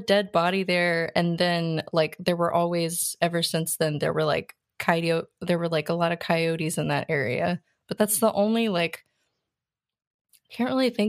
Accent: Tyler, Texas, United States; I grew up in Tyler, Texas. There were definitely like a lot of like Christian camps and Young Life like camps.

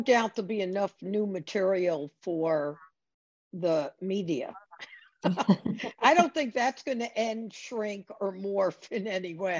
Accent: United States; as an American

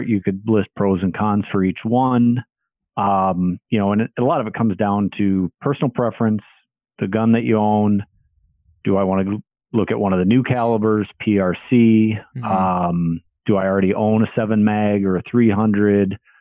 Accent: Minnesota, United States; I'm from Minnesota, currently live in Minnesota

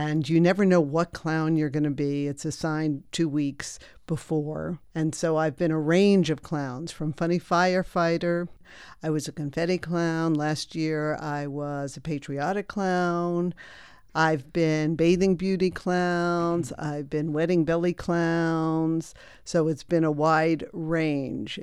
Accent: New Jersey, United States; growing up in New Jersey

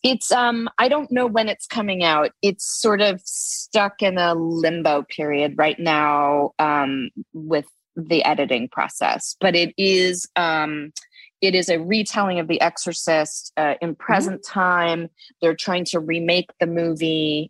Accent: Los Angeles, California, United States; now in New York, United States; I grew up in Los Angeles

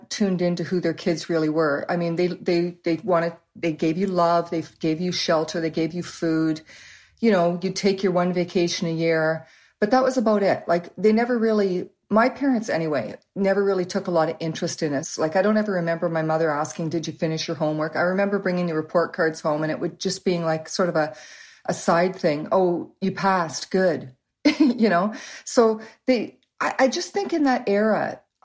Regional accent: Waterloo, Ontario, Canada; by the time I was about 4 or 5, we moved to Waterloo, and that's where we've lived ever since

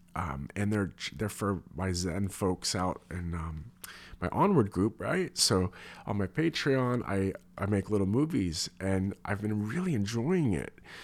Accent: United States; as an American

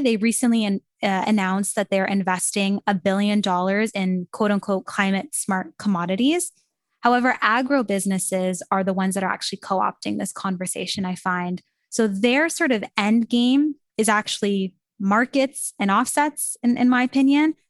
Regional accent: Canada; I'm from Canada, so I was sitting in Canada in my classroom

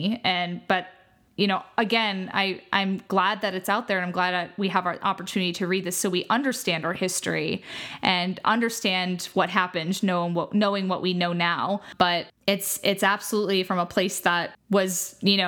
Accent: United States; as an American

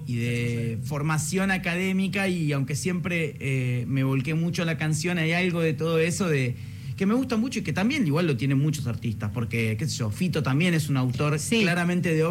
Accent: Argentina; pero sobre todo me siento muy argentino como compositor

